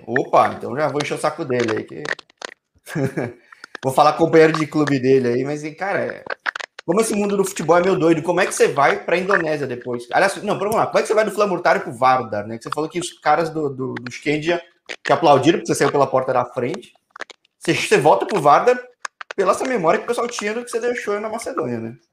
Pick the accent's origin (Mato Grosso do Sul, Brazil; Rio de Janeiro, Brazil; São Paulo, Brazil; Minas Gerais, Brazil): São Paulo, Brazil; Eu sou de São Paulo